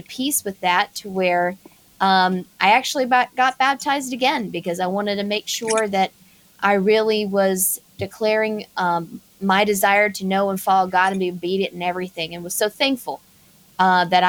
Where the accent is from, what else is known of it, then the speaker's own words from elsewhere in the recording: South Carolina, United States; I'm from South Carolina.